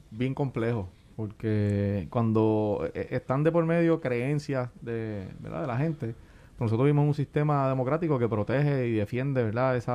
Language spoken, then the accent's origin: Spanish; Puerto Rico; No, yo soy puertorriqueño, se